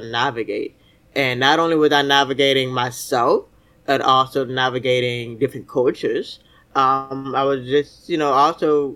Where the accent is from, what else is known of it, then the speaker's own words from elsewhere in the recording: Miami, Florida, United States; also born or lived in Fort Lauderdale, Florida; I grew up in Miami, Fort Lauderdale, Florida.